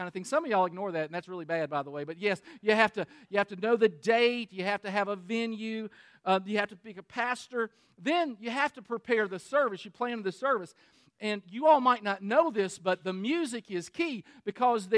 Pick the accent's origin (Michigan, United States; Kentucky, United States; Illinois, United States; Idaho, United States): Kentucky, United States; Danville; I'm from Kentucky. I'm from Danville, Kentucky, which is in Boyle County.